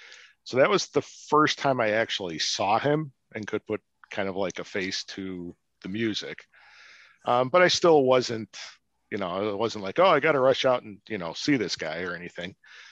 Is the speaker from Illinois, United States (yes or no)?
yes; Park Ridge, Illinois, United States; So the town I grew up in Park Ridge has an old movie theater that seats like 1,100, single screen.